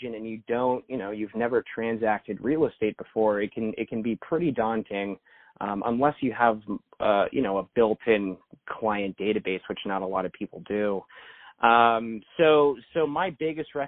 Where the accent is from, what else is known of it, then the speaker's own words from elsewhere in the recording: Pasadena, California, United States; at that time, I was commuting from Pasadena to Santa Monica